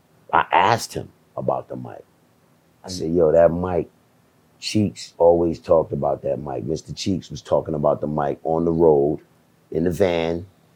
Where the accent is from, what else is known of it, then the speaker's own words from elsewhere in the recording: Jamaica; Look, man, I'm Jamaican, man. I got whipped a lot as a child, dog.